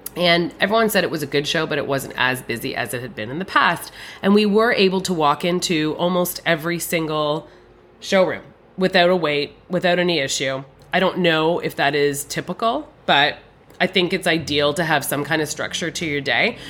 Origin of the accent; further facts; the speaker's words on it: Canada; I'm a Canadian.